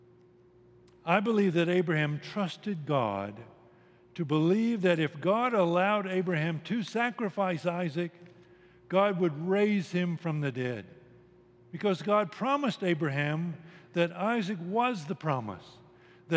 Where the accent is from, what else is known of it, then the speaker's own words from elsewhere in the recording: United States; I'm an American